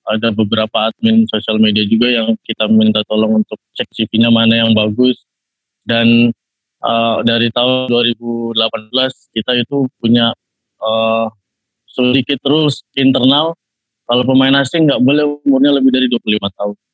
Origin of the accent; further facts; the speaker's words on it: Bali, Indonesia; also born or lived in Jakarta; Kelahiran saya itu Jakarta, tapi saya hmm. dari kecil itu tinggal di Bali.